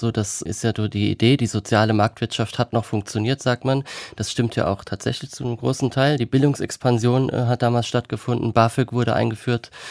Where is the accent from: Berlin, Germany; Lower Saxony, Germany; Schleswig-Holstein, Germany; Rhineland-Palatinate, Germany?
Rhineland-Palatinate, Germany; Kaiserslautern; also born or lived in Trier / Thuringia; Und ich als Westdeutscher, der aus Kaiserslautern kommt, in Trier studiert hat, ähm, hatte gar nicht so viele Berührungspunkte mit der DDR oder dem Osten. Und da ich vorher drei Jahre in Thüringen gelebt habe